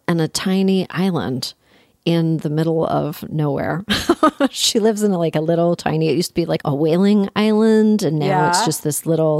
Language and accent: English; Toronto, Ontario, Canada; also born or lived in Ottawa; I'm from Toronto